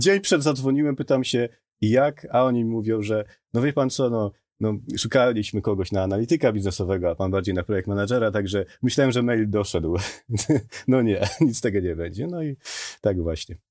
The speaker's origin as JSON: {"language": "Polish", "area": "Podkarpacie", "region": "Subcarpathian Voivodeship", "country": "Poland", "moved": "as an adult", "said": "Jestem z Podkarpacia dosłownie, mieszkałem pod lasem"}